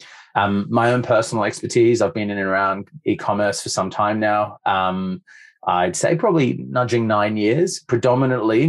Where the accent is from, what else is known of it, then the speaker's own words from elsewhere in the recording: Sydney, New South Wales, Australia; moved away; based out of Sydney. So I've come home effectively to commit my time to e-commerce and business here